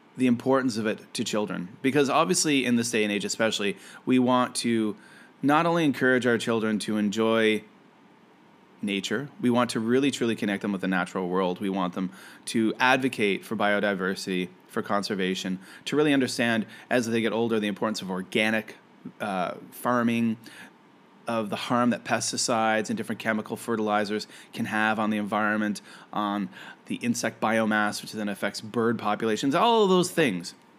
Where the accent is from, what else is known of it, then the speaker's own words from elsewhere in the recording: Canada; I am a Canadian